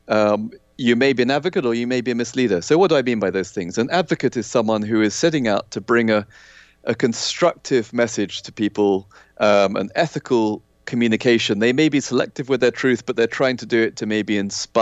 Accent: Kenya; I grew up in Kenya in Africa

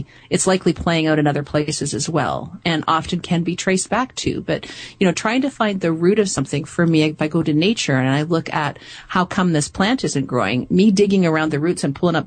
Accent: Canada; I'm from Canada

